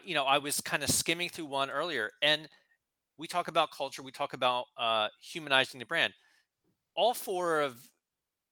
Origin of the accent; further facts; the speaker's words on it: New Jersey, United States; moved away; I'm from New Jersey originally